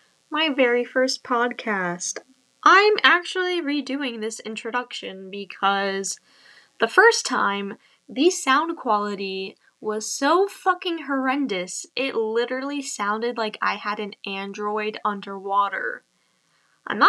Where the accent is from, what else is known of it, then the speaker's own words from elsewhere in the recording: Long Island, New York, United States; I'm from Long Island, New York